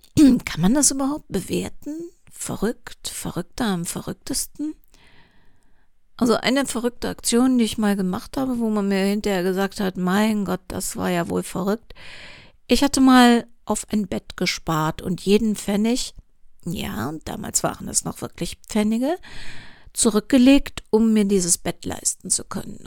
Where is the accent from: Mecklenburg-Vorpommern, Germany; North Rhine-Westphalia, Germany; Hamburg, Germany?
North Rhine-Westphalia, Germany; Cologne; Kölnerin bin, was man natürlich hier und da schon mal hört